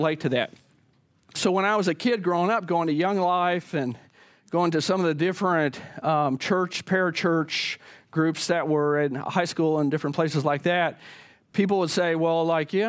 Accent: the Bible Belt, United States; when I was a kid growing up in the Bible Belt

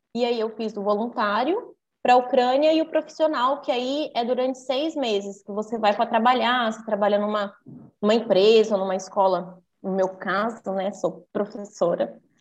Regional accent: Brazil; sempre tive de tudo aqui no Brasil

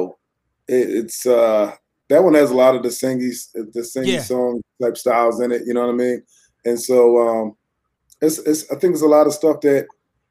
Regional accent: Fairfax, Virginia, United States; also born or lived in Philadelphia; I grew up in Virginia, Fairfax, Virginia

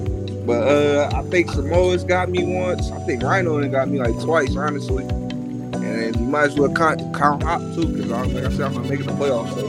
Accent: Detroit, Michigan, United States; I'm from Detroit, the west side.

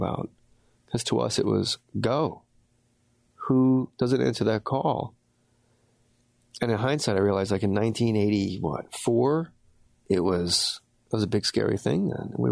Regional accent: Verona, New Jersey, United States; I grew up in Verona, New Jersey

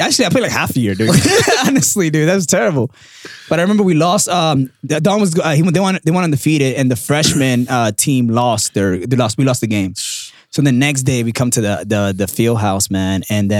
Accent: Dominican Republic; also born or lived in New York, United States; Yeah. And especially like being Dominican.

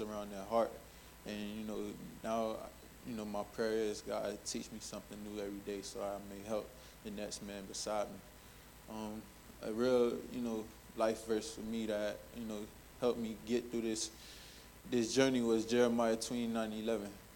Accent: Miami, Florida, United States; I'm from Miami, Florida

